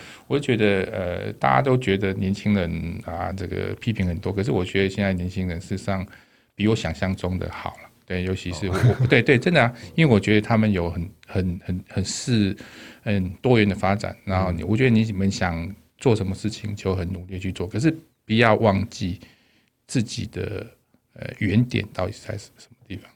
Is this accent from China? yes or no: no; Taipei, Taiwan; moved away as an adult; also born or lived in Dalin, Chiayi; 我从小到，到，到，在台北长大